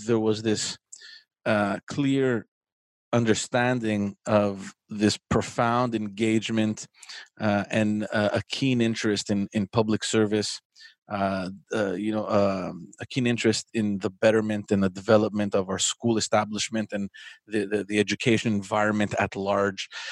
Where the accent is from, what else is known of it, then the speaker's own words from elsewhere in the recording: Montreal, Quebec, Canada; I grew up in Parkex